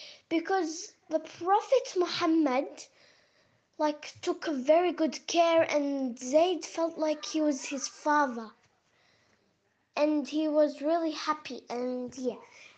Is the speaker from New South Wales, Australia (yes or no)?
no; Melbourne, Victoria, Australia; I'm 9 years old. I'm from Melbourne, Australia.